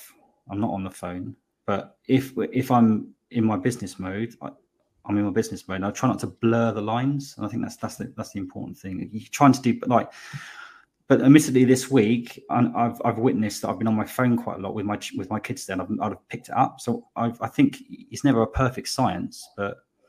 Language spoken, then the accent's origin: English; Slough, South East England, United Kingdom; moved away as an adult; also born or lived in West London; now in Bristol, United Kingdom; I was born in Slough, but I say West London. I moved here 20 years ago